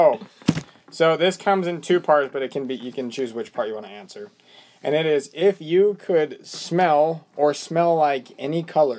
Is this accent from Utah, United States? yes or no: yes; Bountiful, Utah, United States